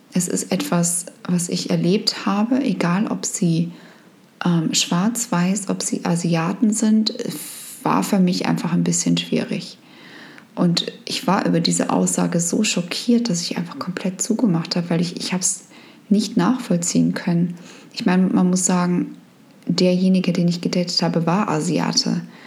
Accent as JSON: {"language": "German", "country": "Germany", "said": "wir kommen in Deutschland aus dem Land, wo das Thema wahnsinnig groß ist"}